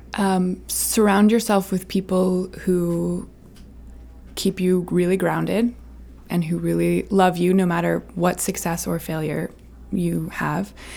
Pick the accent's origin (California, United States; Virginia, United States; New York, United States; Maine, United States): Maine, United States; Camden; my hometown of Camden